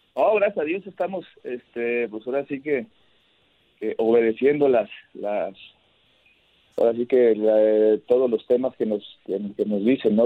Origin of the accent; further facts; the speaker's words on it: Mexico; somos un país muy grande